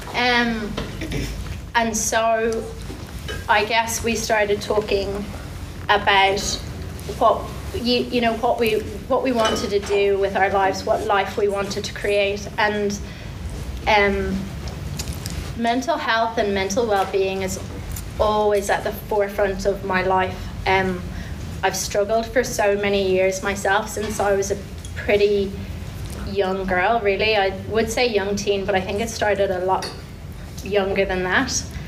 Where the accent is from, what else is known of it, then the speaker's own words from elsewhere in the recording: Ireland; moved away as an adult; now in Taranaki, New Zealand; I'm Irish. We came about six years ago, myself and my three girls and my partner Shane